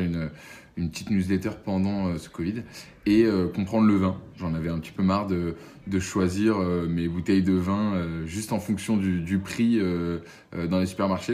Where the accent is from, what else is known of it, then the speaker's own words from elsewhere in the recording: Boulogne-Billancourt, Île-de-France, France; also born or lived in Paris; alors moi j'ai grandi, euh, je suis né à Paris j'ai grandi à Boulogne-Billancourt